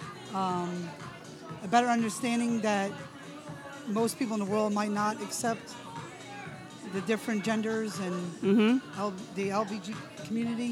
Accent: New Jersey, United States; moved away; also born or lived in Lancaster; I'm actually originally from New Jersey, but I lived in Lancaster, but I frequent Rock Hill a lot

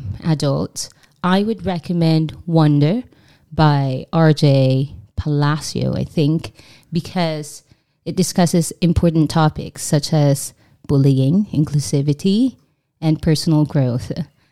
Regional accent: Qatar; now in Taiwan; I grew up in Qatar

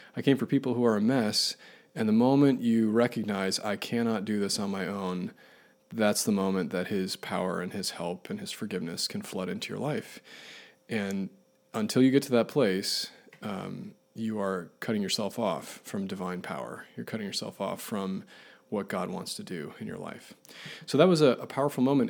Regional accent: Buffalo, New York, United States; I grew up in Buffalo, New York, uh, fittingly born in a blizzard in January

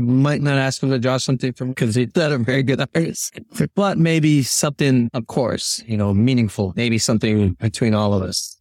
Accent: Chicago, Illinois, United States; I'm born and raised in Chicago

